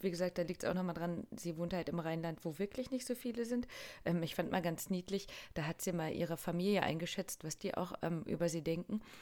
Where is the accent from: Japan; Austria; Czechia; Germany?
Japan; Tokyo; wenn man so mitten im Nichts äh, als Japanerin aus Tokio auf